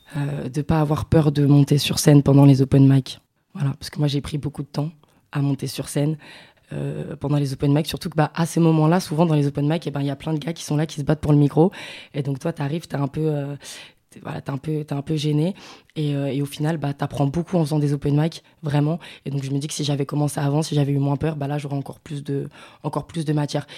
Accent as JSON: {"language": "French", "town": "Paris", "region": "Île-de-France", "country": "France", "said": "je suis de Paris"}